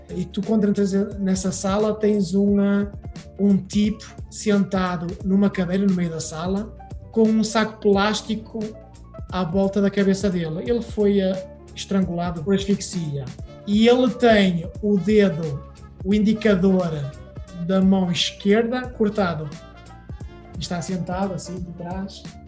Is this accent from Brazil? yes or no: no; Portugal; moved away as an adult; also born or lived in Porto / Paris; now in Hollywood, United States; sou natural da Beira